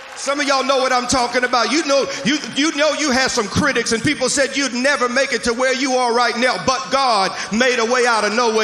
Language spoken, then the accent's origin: English; Mississippi, United States; moved away; I'm from Mississippi originally, so I'll use some kind of vernacular